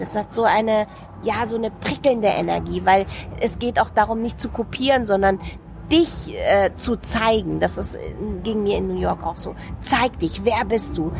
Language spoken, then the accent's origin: German; Munich, Bavaria, Germany; das ist mein Pflaster, mein, mein Geburtsort, meine Heimatstadt, hier geboren